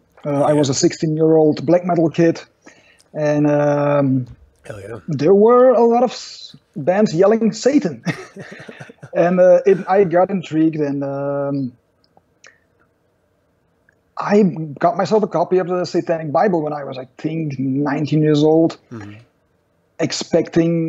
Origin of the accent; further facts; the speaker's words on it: Belgium; I'm from Belgium.